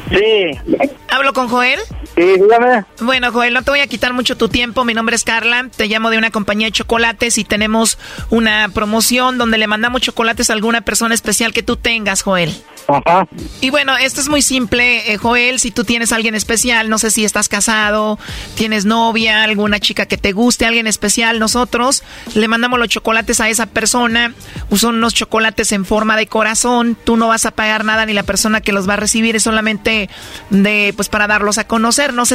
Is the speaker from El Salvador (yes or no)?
yes; El Salvador; accent: centroamericano; moved away; Soy salvadoreña.